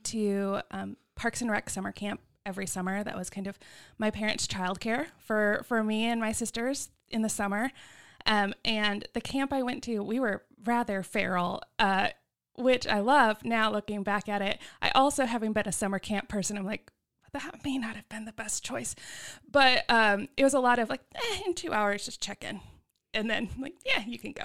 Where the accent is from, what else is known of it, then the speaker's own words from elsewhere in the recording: Hoover, Alabama, United States; now in Texas, United States; I grew up in Alabama.